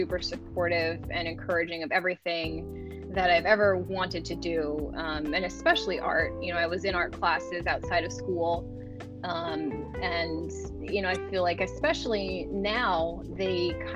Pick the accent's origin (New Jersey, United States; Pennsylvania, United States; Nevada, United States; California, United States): California, United States; Los Angeles; born and raised in Los Angeles